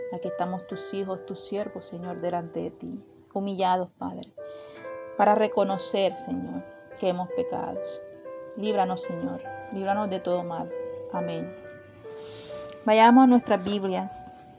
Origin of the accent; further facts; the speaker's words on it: Atlántico, Colombia; nuestro departamento del Atlántico